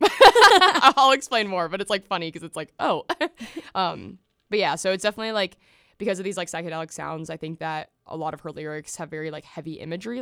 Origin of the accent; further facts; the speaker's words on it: the South, United States; I grew up in the South